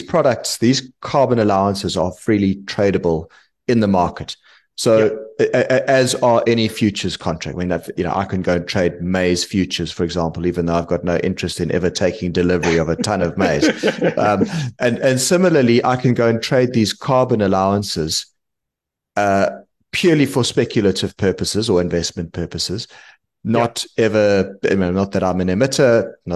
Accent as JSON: {"language": "English", "country": "South Africa", "moved": "yes", "said": "my home country, South Africa"}